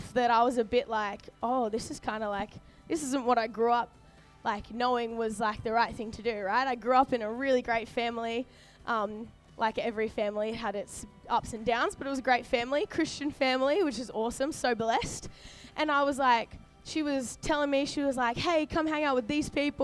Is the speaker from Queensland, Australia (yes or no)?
yes; Sunshine Coast, Queensland, Australia; moved away as an adult; now in Sydney, Australia; I was born in Sydney, grew up on the Sunny Coast in Queensland